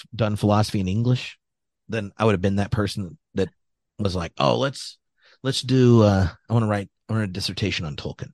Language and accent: English; United States; me as an American